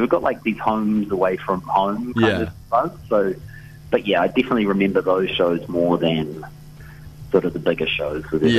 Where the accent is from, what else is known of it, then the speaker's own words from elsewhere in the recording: Dunedin, Otago, New Zealand; we're from Dunedin originally.